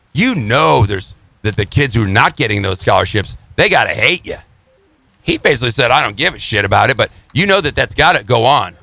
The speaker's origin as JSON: {"language": "English", "town": "Chicago", "region": "Illinois", "country": "United States", "tie": "born or raised there", "said": "growing up in Chicago"}